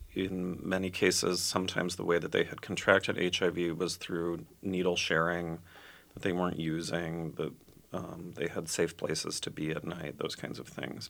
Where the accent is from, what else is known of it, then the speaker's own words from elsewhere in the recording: Minnetonka, Minnesota, United States; also born or lived in Edina, Minnesota / Chicago, Illinois; I was born in Edina. I grew up in Minnetonka